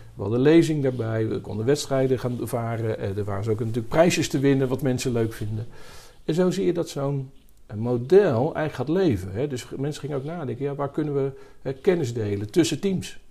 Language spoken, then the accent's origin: Dutch; Rotterdam, South Holland, Netherlands; accent: Rotterdamse tongval; also born or lived in Bruges / Amsterdam; In, in, Rotterdam opgegroeid, daar gestudeerd